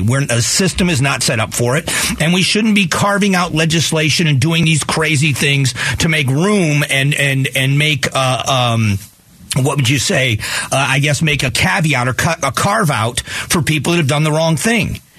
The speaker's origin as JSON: {"language": "English", "town": "Fort Myers", "region": "Florida", "country": "United States", "tie": "born or raised there", "moved": "as an adult", "lives_now": "Arizona, United States", "said": "I was raised in Southwest Florida. I've been out here since 1995, but return home often"}